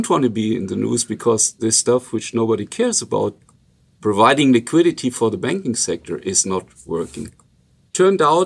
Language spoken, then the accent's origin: English; Germany; accent: Luxembourgish; first language Luxembourgish; English is a second language; moved away; I'm from a region which is pretty close to the Luxembourg-Belgian-French border